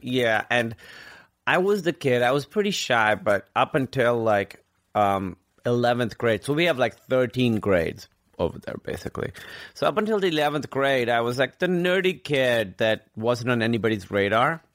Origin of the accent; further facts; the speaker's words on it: Karachi, Sindh, Pakistan; moved away as an adult; also born or lived in Grinnell, Iowa / New York / Chicago; now in United States; I grew up in Karachi, which is like the biggest city in Pakistan